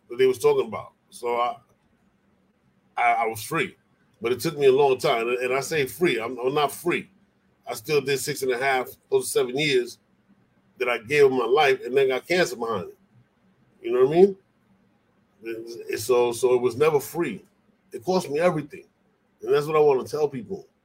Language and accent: English; Puerto Rico; I'm from Puerto Rico. We, we, you know, Puerto Rico and DC, they commonwealths.